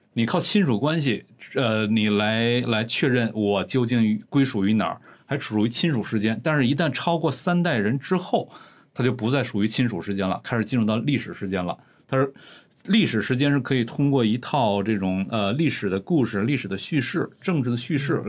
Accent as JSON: {"language": "Chinese", "region": "Northeast China", "country": "China", "tie": "born or raised there", "moved": "yes", "said": "咱们在东北的时候经常说这边儿是关内"}